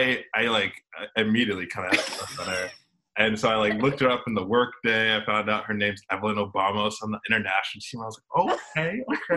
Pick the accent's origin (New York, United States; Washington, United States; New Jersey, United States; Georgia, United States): Georgia, United States; Atlanta; also born or lived in Florida; I was born in Florida, in Georgia, Atlanta specifically.